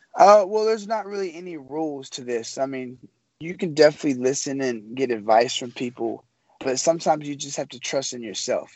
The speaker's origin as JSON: {"language": "English", "town": "Memphis", "region": "Tennessee", "country": "United States", "said": "I'm from Memphis, Tennessee"}